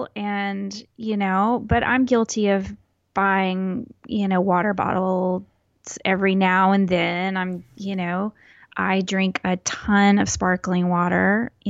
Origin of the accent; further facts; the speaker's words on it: Texas, United States; I'm very Texan, and I drive a big ass car.